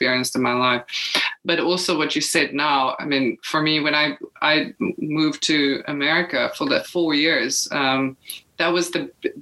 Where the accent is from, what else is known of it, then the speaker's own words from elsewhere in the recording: South Africa; moved away as an adult; now in Portugal; as a South African